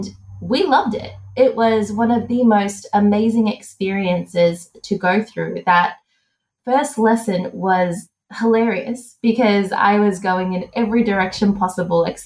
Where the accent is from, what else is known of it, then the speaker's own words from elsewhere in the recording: Australia; I'm from Australia.